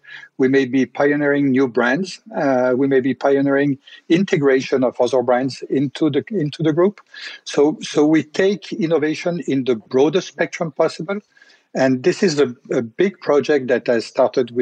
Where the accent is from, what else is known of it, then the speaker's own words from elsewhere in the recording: Tignes, Auvergne-Rhône-Alpes, France; I grew up in a ski resort. And this ski resort is the resort of Tignes Val d'Isère. In the Alps